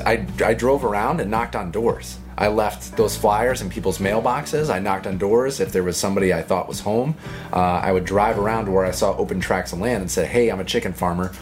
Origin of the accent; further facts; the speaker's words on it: Connecticut, United States; it was a state I grew up in. I can talk Connecticut. So, you know, it's my home state